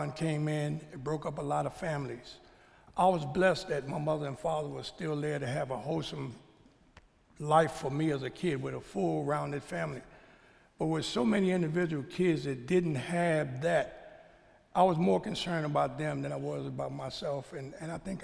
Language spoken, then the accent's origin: English; New York, United States; I grew up in New York as a child